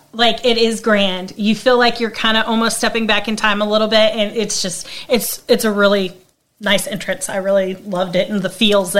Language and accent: English; Brenham, Texas, United States; born or raised there